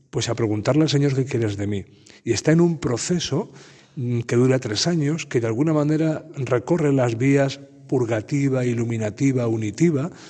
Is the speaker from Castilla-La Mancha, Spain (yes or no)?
yes; Puertollano, Castilla-La Mancha, Spain; Sí, yo soy de San Ciprestazgo, de un pueblo que se llama Portollano, que está a nueve kilómetros de aquí.